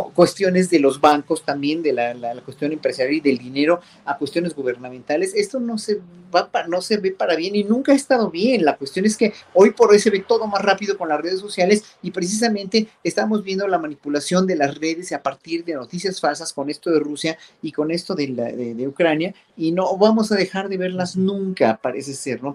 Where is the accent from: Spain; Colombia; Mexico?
Mexico; como pueblo mexicano